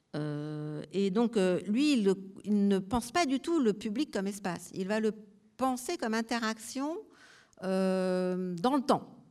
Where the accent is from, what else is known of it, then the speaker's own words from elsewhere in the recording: Marseille, Provence-Alpes-Côte d'Azur, France; je viens de Marseille, et à Marseille, on avait un immense marché